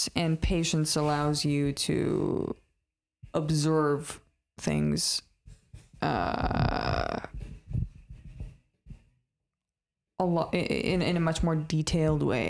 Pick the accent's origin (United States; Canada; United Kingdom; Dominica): Canada; English is a second language; I didn't speak any English, despite the fact that I was born in Canada and like never went anywhere